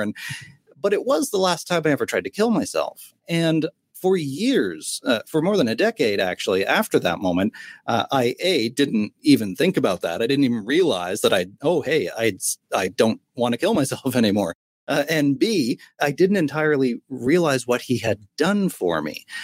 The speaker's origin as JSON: {"language": "English", "town": "Sydney", "region": "Nova Scotia", "country": "Canada", "tie": "born or raised there", "said": "I was 15 years old on the edge of a bridge in my hometown in Sydney, Nova Scotia, on the east coast of Canada."}